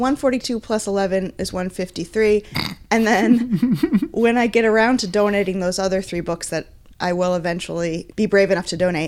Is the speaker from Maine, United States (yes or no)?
yes; Maine, United States; moved away; in our town in Maine.